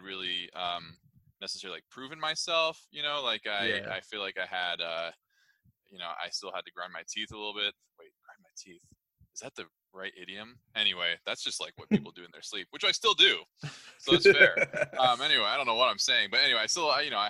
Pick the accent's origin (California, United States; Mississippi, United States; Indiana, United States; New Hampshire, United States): California, United States; Southern; I am originally from Southern California